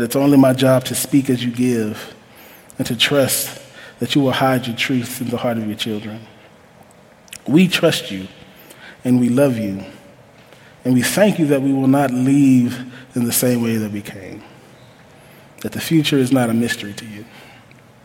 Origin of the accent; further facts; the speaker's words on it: Huntsville, Alabama, United States; I'm from Huntsville, Alabama